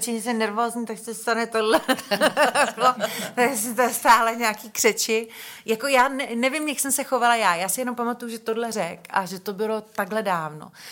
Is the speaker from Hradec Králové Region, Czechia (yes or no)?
no; Benešov, Central Bohemian Region, Czechia; já jsem se narodila v Benešově